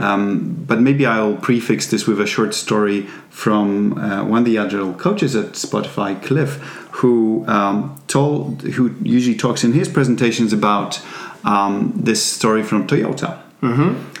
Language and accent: English; Poland; English is a second language; moved away as an adult; also born or lived in England; now in Sweden; I come from Poland, uh, but I've not lived in Poland for quite a while now.